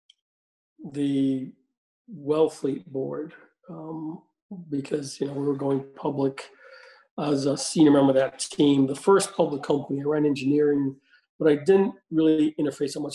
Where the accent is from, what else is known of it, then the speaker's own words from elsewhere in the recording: Jamaica; moved away as an adult; also born or lived in Boston area, United States / Paris, France; now in United States; I'm originally from Jamaica, came here in 1979 to go to school in the Boston area